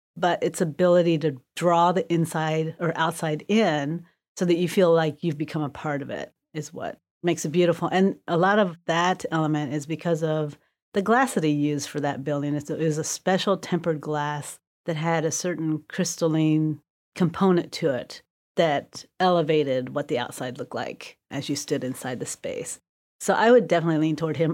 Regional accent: Terre Haute, Indiana, United States; also born or lived in Korea; I grew up mostly in Terre Haute, Indiana

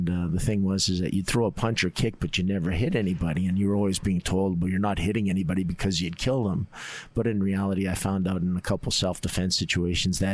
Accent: Calgary, Alberta, Canada; also born or lived in Edmonton; I was born in Calgary, and then my dad worked for the government, so we were up in Edmonton for a little while, and then we came back, and I basically have stayed in Calgary for a long time.

